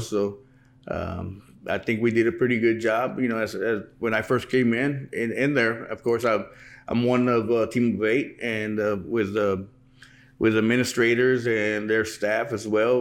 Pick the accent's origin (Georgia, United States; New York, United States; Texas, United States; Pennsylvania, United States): Texas, United States; Pearsall; I was born and raised here in Pearsall